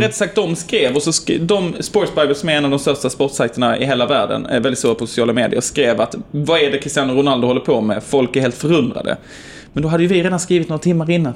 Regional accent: Sweden; jag är från, eh, eh, Sverige.

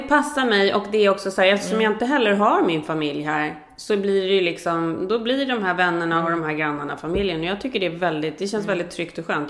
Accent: Sweden; now in United States; vi som svenskar

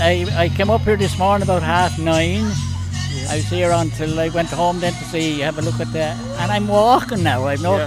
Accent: Ireland; That's where I'm from. I'm from the Ladies Island.

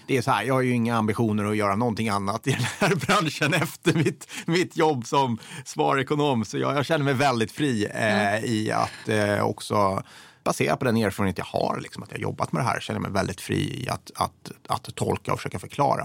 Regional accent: Degerfors, Örebro County, Sweden; moved away; jag är uppvuxen i Degerfors, eh, väldigt röd kommun.

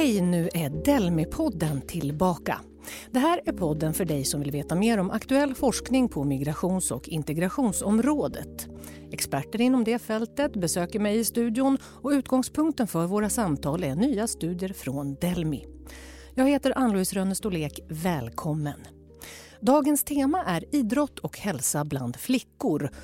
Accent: Jämtland, Sweden; jag växte upp i Jämtland

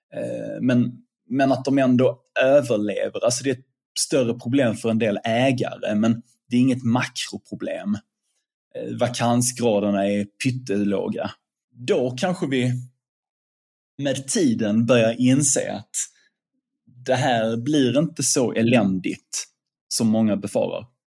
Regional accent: Sweden

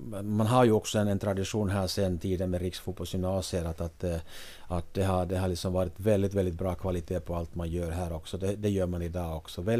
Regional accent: Finland; now in Sweden; när jag, när jag kom över från, från Finland då, mitten på 80-talet.

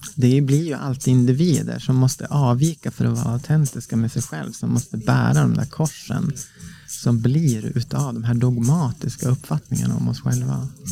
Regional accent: Norrland inland, Sweden; Jag växte upp i Norrland, Norrlands inland

